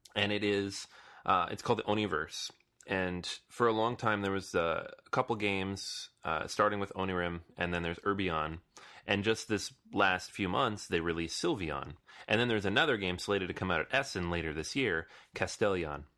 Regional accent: New York City, New York, United States; I'm from New York or live in New York now

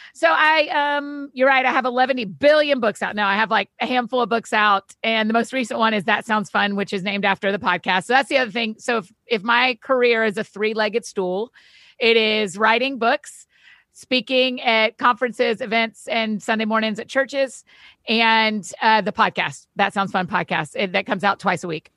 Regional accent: Georgia, United States; I grew up in Georgia, went to University of Georgia

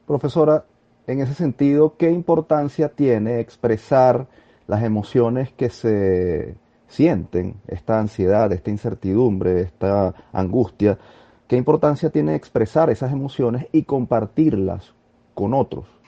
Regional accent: Venezuela; agradecemos como venezolanos el aporte

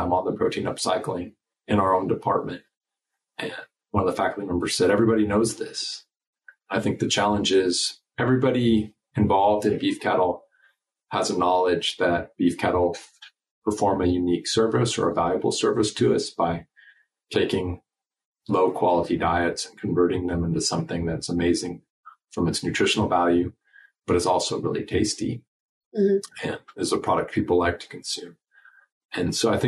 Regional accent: United States; also born or lived in Nebraska / Colorado; now in Texas, United States; I grew up in Nebraska and Colorado

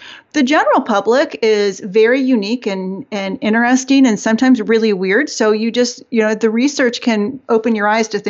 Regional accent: Detroit, Michigan, United States; I am from Detroit, but I have two sisters who moved to Georgia probably 20 years ago

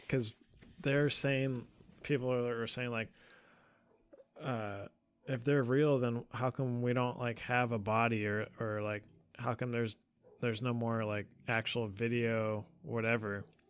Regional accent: California, United States; we grew up together in California

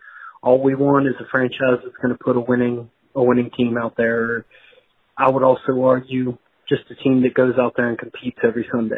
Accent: Greensboro, North Carolina, United States; I don't think I've ever said where I am, where I'm from before, but I'm from Greensboro, North Carolina.

